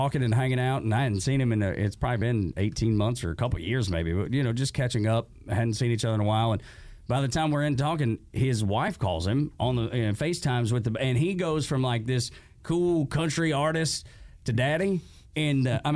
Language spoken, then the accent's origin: English; Dalton, Georgia, United States; I grew up in Dalton.